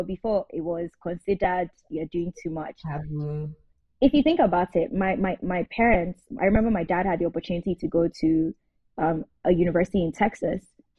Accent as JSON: {"language": "English", "country": "Nigeria", "also_born_or_lived": "Kwara", "said": "Now, at this point, I say I'm Edo Yoruba. That's how I introduce myself to the world, because I am both."}